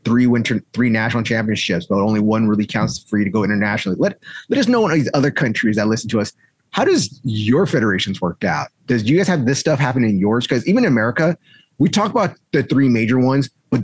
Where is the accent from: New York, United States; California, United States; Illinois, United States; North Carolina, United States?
California, United States; South Bay; I'm from South Bay